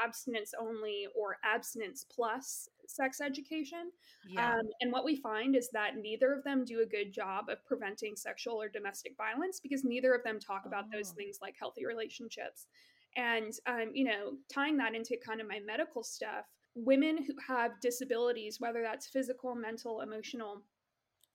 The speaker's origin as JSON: {"language": "English", "region": "Texas", "country": "United States", "said": "I am from Texas"}